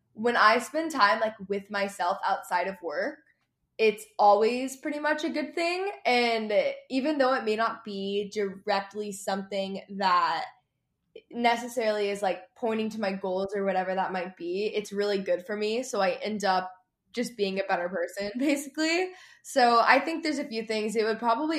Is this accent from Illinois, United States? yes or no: no; Texas, United States; also born or lived in Los Angeles; I grew up in Texas